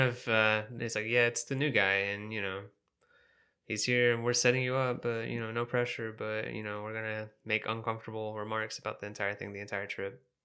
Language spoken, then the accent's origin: English; the South, United States; I'm from the South, and we got s, lots of family down there